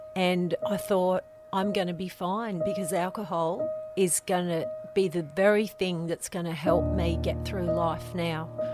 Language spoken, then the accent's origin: English; Lane Cove, New South Wales, Australia; I grew up in Lane Cove on River Road